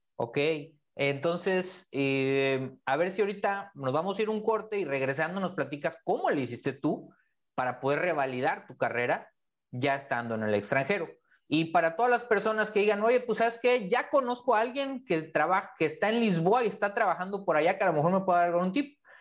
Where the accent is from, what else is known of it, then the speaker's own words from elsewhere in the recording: Mexico; los que somos mexicanos